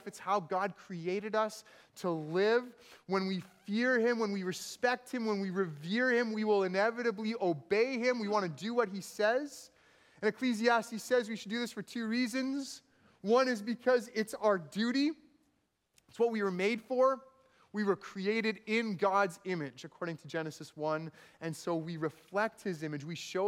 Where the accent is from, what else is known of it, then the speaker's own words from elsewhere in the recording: Manitoba, Canada; now in Vancouver, Canada; growing up in Manitoba, we had these thunderstorms